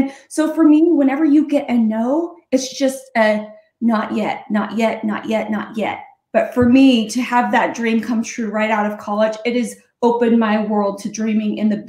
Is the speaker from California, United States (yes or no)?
no; Afton, Wyoming, United States; moved away as an adult; also born or lived in Murray, Utah; Well, actually I was born in Murray, Utah, but grew up in Afton, Wyoming, less than 2,000 people. And I spent all of my childhood there until I moved to Utah to go to college.